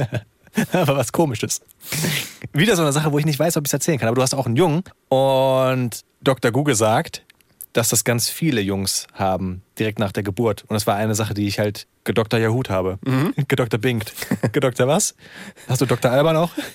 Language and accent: German; Wiesbaden, Hesse, Germany; Ich bin in Wiesbaden aufgewachsen